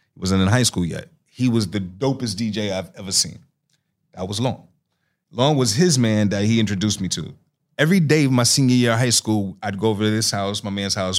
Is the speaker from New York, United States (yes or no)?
yes; New York City, New York, United States; moved away; also born or lived in North Carolina; I'm from Astoria Projects